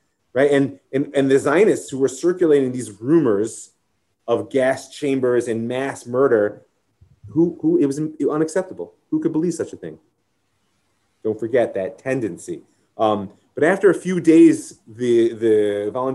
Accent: United States; I'm American

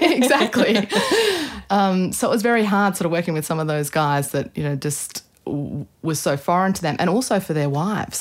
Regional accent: Australia; Anna Australi means I'm Australian

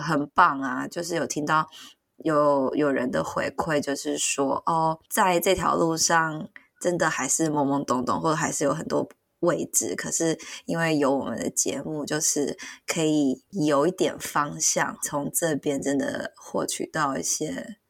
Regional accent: central Taiwan, Taiwan; also born or lived in Tainan; 我就是搬离了台南这样子，回到中部。对，就是我，因为我是中部人这样

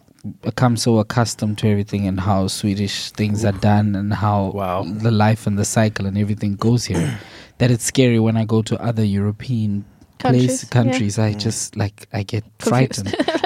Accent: South Africa; moved away as an adult; now in Sweden; So I was like busy with my master's back home in South Africa.

